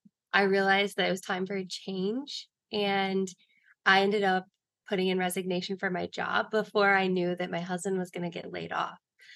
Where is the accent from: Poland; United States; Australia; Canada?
United States; Lower Alabama; moved away as an adult; now in New York City, United States; I live in New York City, but I'm from the South. I joke with people and say that I'm from LA, but really it's Lower Alabama.